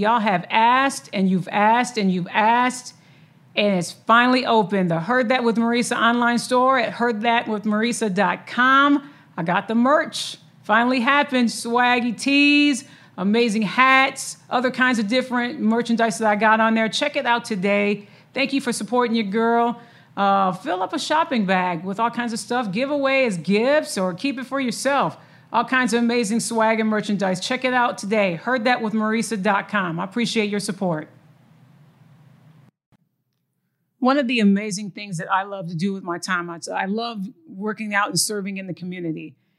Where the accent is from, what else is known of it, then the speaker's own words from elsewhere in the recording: Lansing, Michigan, United States; From the state that I'm originally from Lansing, Michigan, East Lansing area, when your state is shaped as a mitten, that's what it does. It celebrates all four seasons.